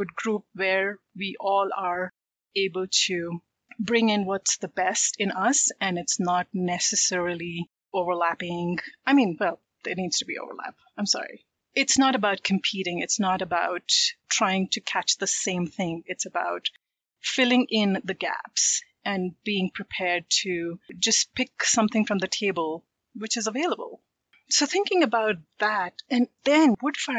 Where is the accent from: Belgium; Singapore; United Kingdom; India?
India; I am from India